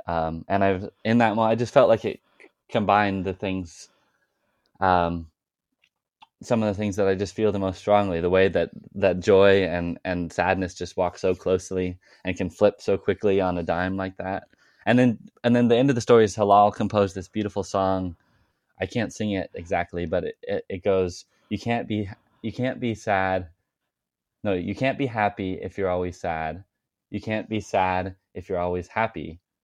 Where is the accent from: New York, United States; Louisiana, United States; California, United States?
California, United States; Arroyo Grande; my hometown of Oroa Grande, California